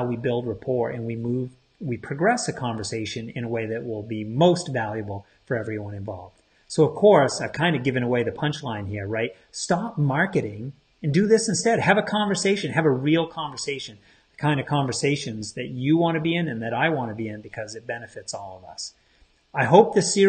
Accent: Maine, United States; I'm from Maine, on the coast of Maine, where we pay attention to our tides

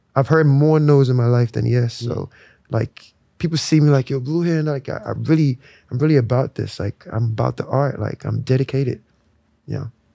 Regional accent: Lagos, Nigeria; moved away; I was born in Lagos.

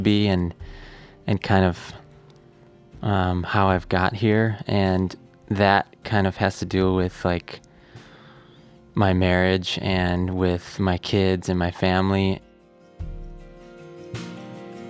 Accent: Wisconsin, United States; growing up in Wisconsin

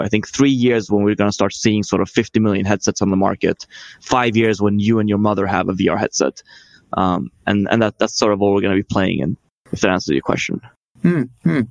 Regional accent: Sweden; I'm from Sweden

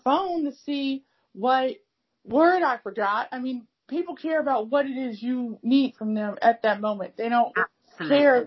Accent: United States; first language English; I'm from the U.S. I'm African-American. I'm a native speaker of English. That's my first language

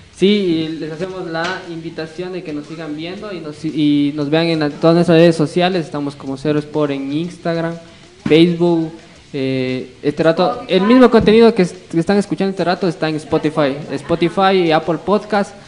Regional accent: Ecuador

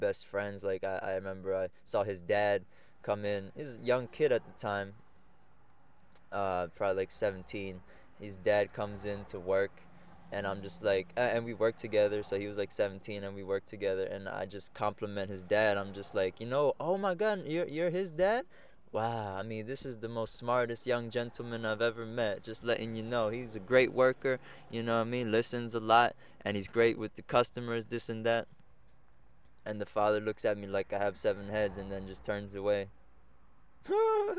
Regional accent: Egg Harbor Township, New Jersey, United States; I'm from Egg Harbor Township, New Jersey. But as if we're speaking about culture, Colombia is where I'm from.

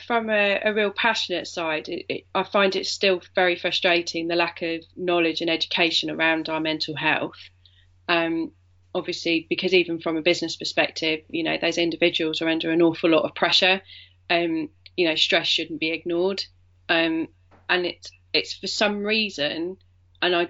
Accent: Yorkshire and the Humber, United Kingdom; I was born in Yorkshire.

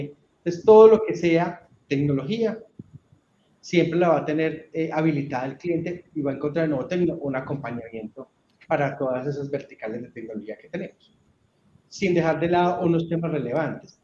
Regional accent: Urrao, Antioquia, Colombia; soy una persona eh, que nació en un municipio de, Antioquia que se llama Urrao

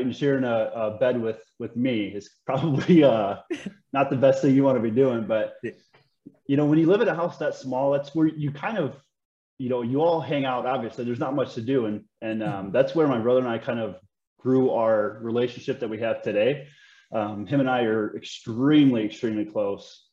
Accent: Schneider, Indiana, United States; I'm from a, a small town in Northwest Indiana

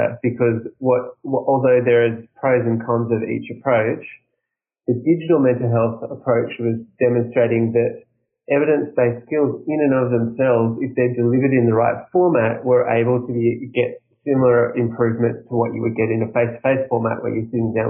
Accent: Australia; I'm from Australia

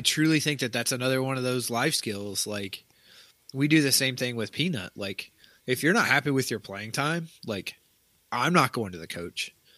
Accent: Tennessee, United States; moved away; where I grew up in Tennessee

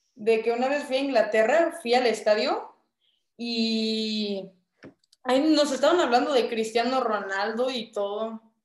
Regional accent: Mexico; Mi cultura mexicana

